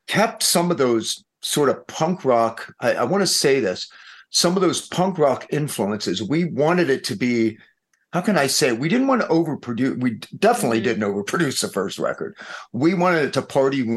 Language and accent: English; East Coast, United States; now in Los Angeles, United States; We're from the East Coast.